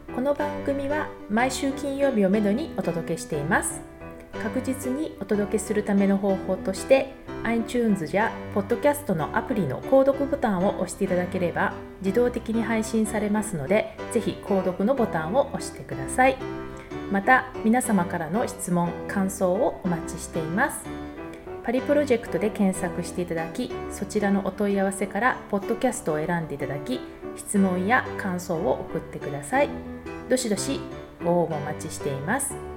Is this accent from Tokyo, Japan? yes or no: yes; Tokyo, Japan; moved away as an adult; also born or lived in France; now in Paris, France; 東京出身